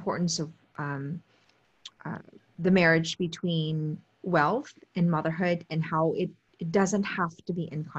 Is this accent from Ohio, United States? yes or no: yes; Steubenville, Ohio, United States; I come from Steubenville